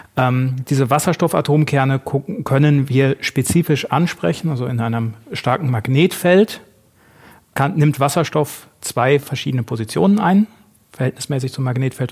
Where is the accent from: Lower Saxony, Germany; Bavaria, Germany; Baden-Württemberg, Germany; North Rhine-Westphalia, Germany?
North Rhine-Westphalia, Germany; moved away as an adult; also born or lived in Essen; wollte dann ein bisschen wieder in Richtung alte Heimat. Ich komme aus Südwestfalen